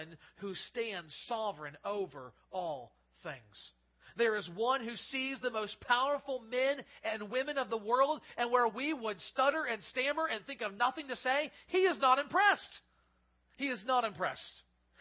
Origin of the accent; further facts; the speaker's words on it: United States; as American citizens